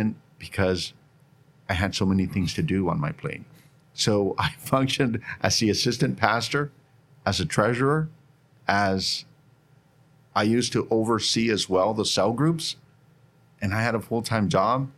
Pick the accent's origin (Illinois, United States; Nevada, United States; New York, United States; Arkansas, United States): Nevada, United States; Northern; moved away as an adult; also born or lived in Carson City, Nevada; now in Bakersfield, United States; I grew up in Northern Nevada, and I end up here